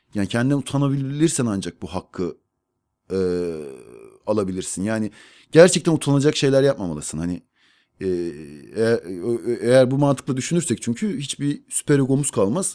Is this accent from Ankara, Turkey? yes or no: yes; Ankara, Turkey; ben med- demet evlerde doğdum